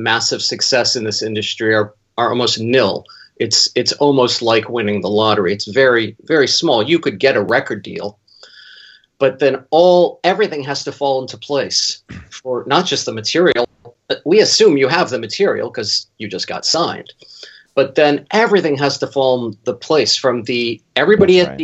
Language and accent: English; Berkeley, California, United States; growing up in Berkeley, where I am now